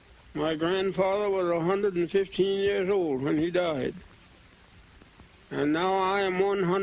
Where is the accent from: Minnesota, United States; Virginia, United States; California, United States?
Virginia, United States; Charlottesville; I was born in Charlottesville, Virginia. My grandfather belonged to Thomas Jefferson.